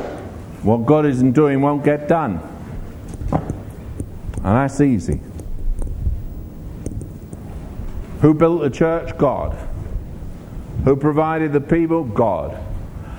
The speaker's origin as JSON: {"language": "English", "region": "England", "country": "United Kingdom", "said": "I'm from England."}